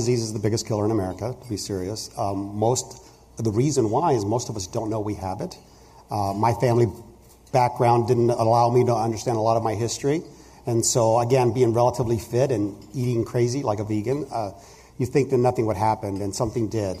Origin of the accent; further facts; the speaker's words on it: Huntington Beach, California, United States; I grew up in Huntington Beach, so I was a surfer kid